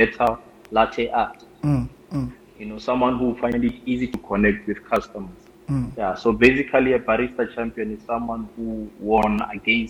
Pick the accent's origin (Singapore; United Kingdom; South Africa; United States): South Africa; Pretoria, Gauteng; moved away as an adult; also born or lived in Limpopo; now in Cape Town, South Africa; where I grew up, Pretoria